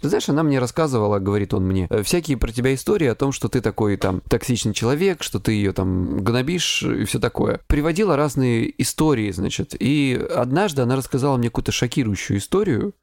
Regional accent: Krasnodar Krai, Russia; я с Кубани

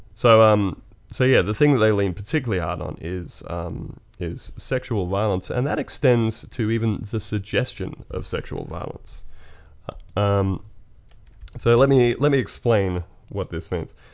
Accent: Australia

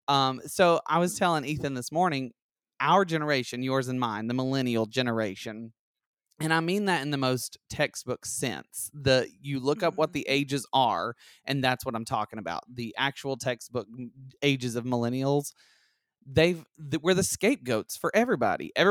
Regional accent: Alabama, United States; But I was from I grew up in Alabama

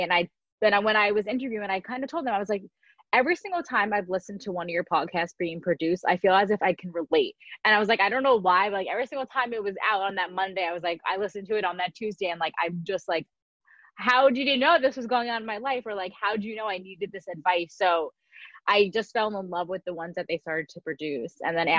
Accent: New Jersey, United States; I am from New Jersey, went to school at Michigan State, and now I'm going to be moving out to California in just a few short days to be for my full-time job

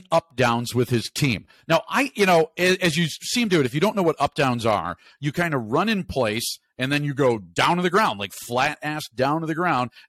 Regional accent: Chicago, Illinois, United States; now in Madison, United States; I grew up in Chicago during a time, especially when the Bears were good

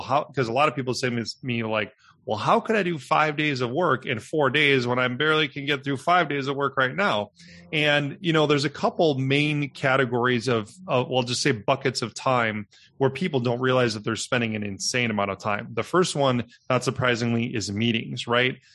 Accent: Milwaukee, Wisconsin, United States; I'm a Midwestern boy, was born and raised in Milwaukee

